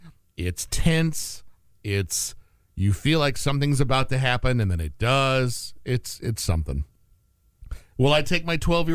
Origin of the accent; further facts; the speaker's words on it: St. Joseph, Missouri, United States; I came from St. Joe to University Park Mall to see that because it wasn't playing up in my neck of the woods.